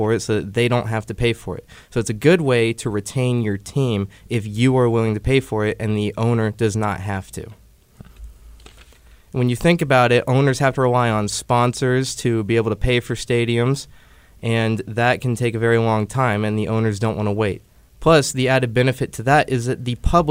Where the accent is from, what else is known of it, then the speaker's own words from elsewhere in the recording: Liberty, Missouri, United States; I'm from Liberty, Missouri